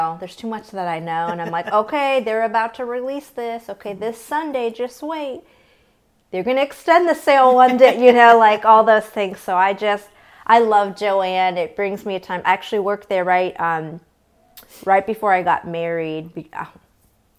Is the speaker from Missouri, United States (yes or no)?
yes; outside St. Louis, Missouri, United States; I grew up outside St. Louis.